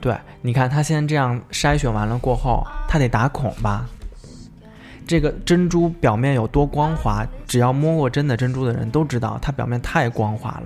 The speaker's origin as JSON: {"language": "Chinese", "town": "Suzhou", "region": "Jiangsu", "country": "China", "tie": "born or raised there", "said": "作为苏州人来讲嘛，就是我们从小到大，呃，女生吧， 就是到了，比如说上班的时候，或者是到有一定年纪过后，都会有自己的珍珠饰品"}